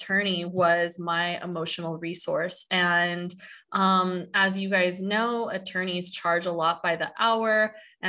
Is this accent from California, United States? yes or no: yes; San Diego, California, United States; I'm from San Diego